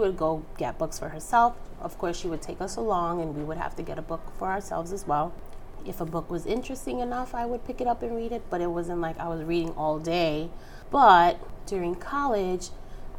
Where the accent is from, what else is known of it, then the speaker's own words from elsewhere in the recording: New York City, New York, United States; I was born and raised in the Bronx